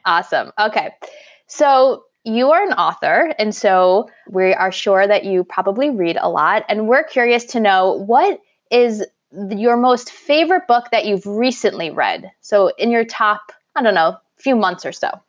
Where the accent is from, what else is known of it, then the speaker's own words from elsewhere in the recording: New York, United States; growing up in New York, I've been around snow my whole life